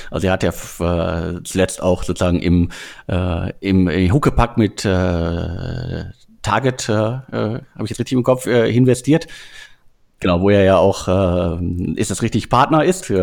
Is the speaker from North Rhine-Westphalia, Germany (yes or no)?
yes; North Rhine-Westphalia, Germany; Ich komme aus dem Ruhrgebiet, ich kenne die Bütchen und äh, die Trinkhallen um die Ecke.